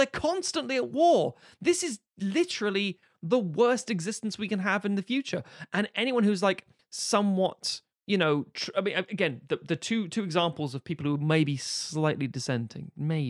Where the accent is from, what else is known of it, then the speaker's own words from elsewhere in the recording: Buenos Aires, Argentina; And again, I'm from Buenos Aires. I say kill them all.